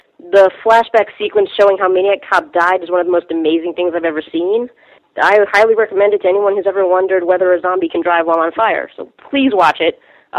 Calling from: Bronx, New York, United States; Hi, this is … I'm from the Bronx, if you wanted stats.

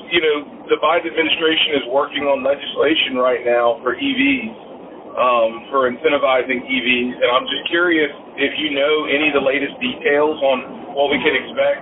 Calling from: Newport News, Virginia, United States; calling in from Newport News, Virginia

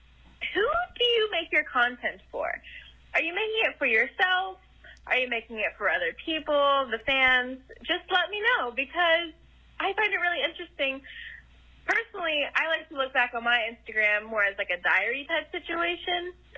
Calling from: Ohio, United States; I'm calling from a cornfield. Literally, I'm from Ohio.

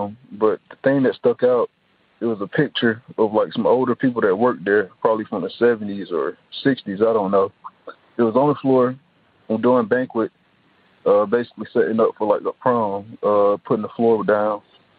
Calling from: Atlanta, Georgia, United States; I'm calling from Atlanta, Georgia.

